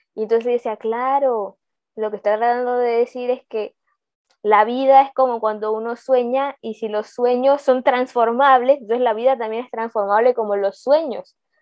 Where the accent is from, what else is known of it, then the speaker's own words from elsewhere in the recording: Colombia; soy colombiana, joven, tengo 28